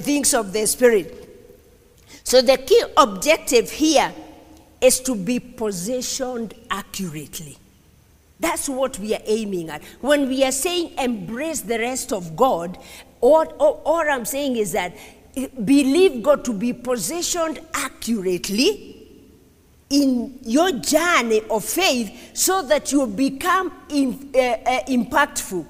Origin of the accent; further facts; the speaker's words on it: Kenya; I'm a Kenyan